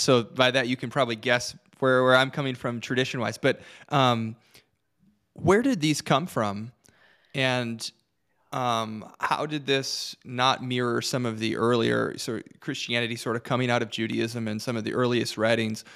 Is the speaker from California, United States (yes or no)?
no; Detroit, Michigan, United States; moved away; I'm originally from Detroit